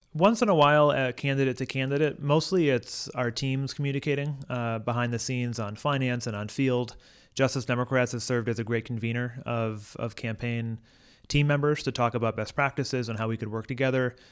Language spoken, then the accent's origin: English; Holyoke, Massachusetts, United States; also born or lived in Providence, Rhode Island; I was incredibly tied to my hometown and to my family. And so it was easy for me to decide that I wanted to come back home to my hometown